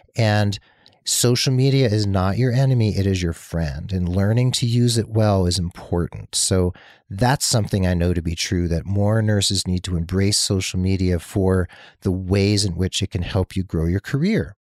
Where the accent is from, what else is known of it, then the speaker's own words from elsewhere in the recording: New Jersey, United States; moved away; also born or lived in Massachusetts; New Jersey, my home state, Massachusetts, my adopted home state